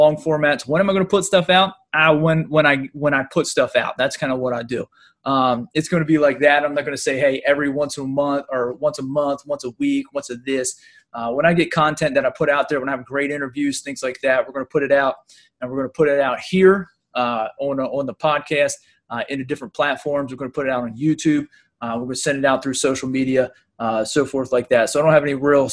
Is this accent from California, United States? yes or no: no; Pennsylvania, United States; I'm from Pennsylvania